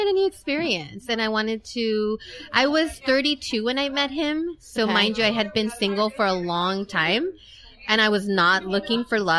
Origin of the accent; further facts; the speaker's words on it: San Francisco, California, United States; moved away as an adult; also born or lived in Tijuana, Mexico; Yes, I was born and raised in San Francisco.